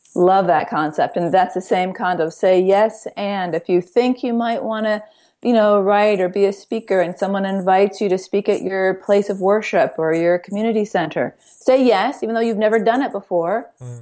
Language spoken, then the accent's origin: English; Ithaca, New York, United States; We grew up in Ithaca, New York